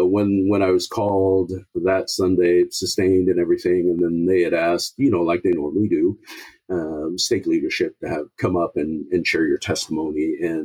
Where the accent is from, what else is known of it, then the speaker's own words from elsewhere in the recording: Samoa; He came from South Africa. I came from Samoa.